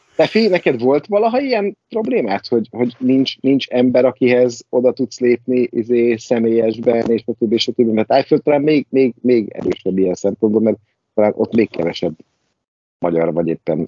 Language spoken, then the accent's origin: Hungarian; Pécs, Baranya, Hungary; born or raised there; moved away as an adult; now in Budapest, Hungary